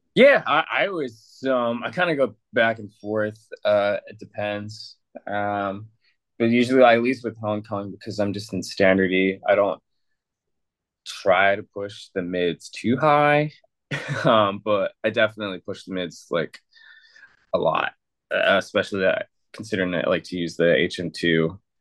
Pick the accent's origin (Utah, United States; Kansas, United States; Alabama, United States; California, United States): California, United States; San Diego; now in Mexico; I grew up in San Diego.